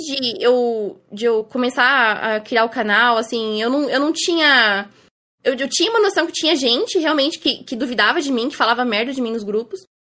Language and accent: Portuguese; Osasco, São Paulo, Brazil; Eu moro em Osasco, São Paulo. É, morei aqui minha vida inteira